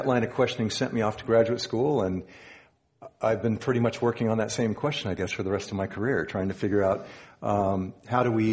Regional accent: San Diego, California, United States; I grew up in Southern California, grew up in San Diego

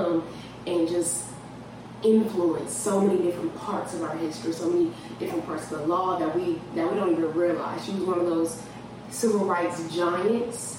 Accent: Long Beach, California, United States; moved away; also born or lived in Lakewood, California; Yeah, so that's where I'm from. That's where I reside. I live in Lakewood, California, but Long Beach, Lakewood, those are my home, or that's my home.

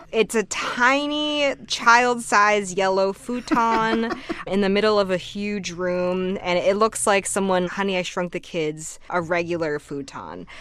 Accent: Newton, Massachusetts, United States; moved away; I grew up right outside of Boston in a suburb called Newton, Massachusetts

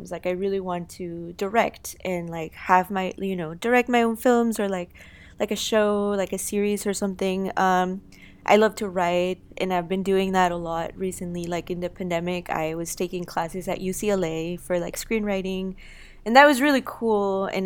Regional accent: Guanajuato, Mexico; wow, like, yeah, I'm from Mexico. I'm from one, you know, Guanajuato, which is a town that inspired a lot of uh, like the uh, world of the dead.

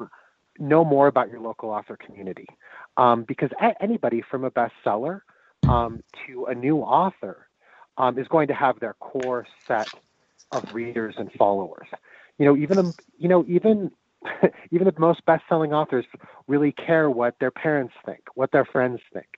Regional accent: Denver, Colorado, United States; growing up in Denver without The Tattered Cover being there

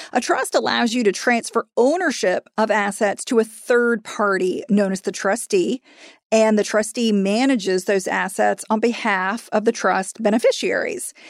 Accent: Florida, United States; in Florida, which is my home state

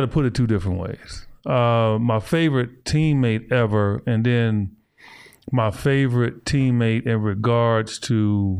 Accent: Kansas City, United States; Because we grew up together in Kansas City.

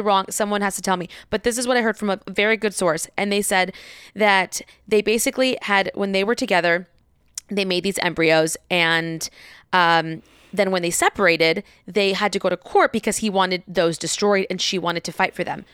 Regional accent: Diamond Bar, California, United States; I was in Diamond Bar

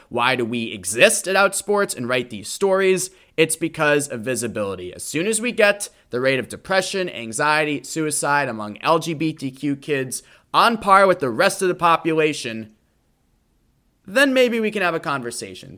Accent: Boston, Massachusetts, United States; The Boston Marathon in my hometown

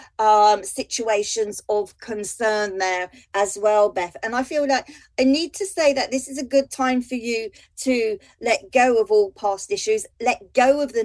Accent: London, United Kingdom; Being a Londoner

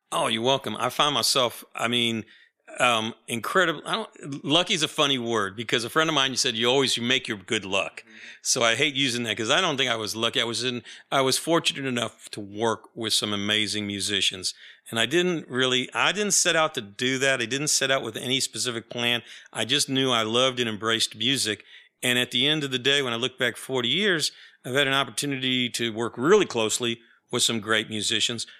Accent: New York, United States; now in Austin, United States; I grew up in New York

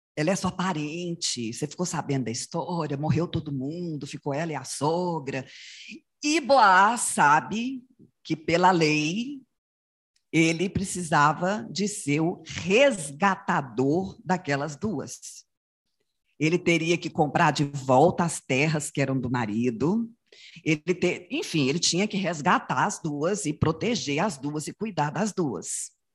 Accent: Goianésia, Goiás, Brazil; moved away; Mesmo depois que a gente saiu de Goianésia, a gente voltava lá

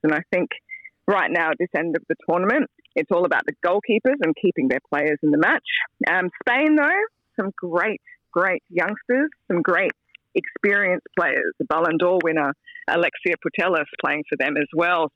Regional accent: Australia; as an Aussie

